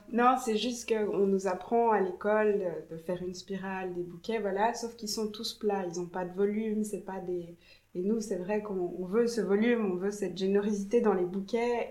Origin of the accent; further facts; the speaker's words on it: Jura, Switzerland; moved away; also born or lived in Geneva / Paris; je viens du Jura à la base